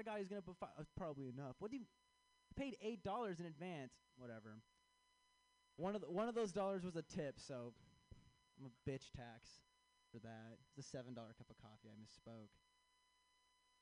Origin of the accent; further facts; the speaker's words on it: Chicago, Illinois, United States; I am from Chicago